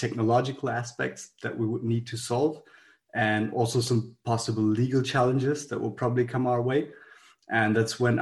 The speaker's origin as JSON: {"language": "English", "town": "Frankfurt", "region": "Hesse", "country": "Germany", "said": "I'm originally from Frankfurt"}